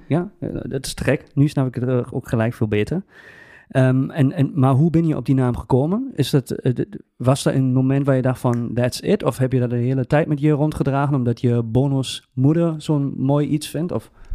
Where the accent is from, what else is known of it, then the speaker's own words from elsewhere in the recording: Germany; Dutch is a second language; moved away; ik als Duitser